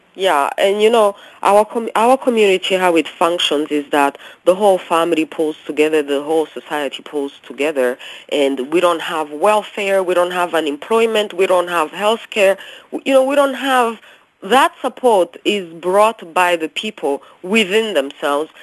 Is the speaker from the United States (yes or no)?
no; Rwanda; moved away; also born or lived in Canada; When I was growing up in Africa, you know, as you know, I'm from Rwanda.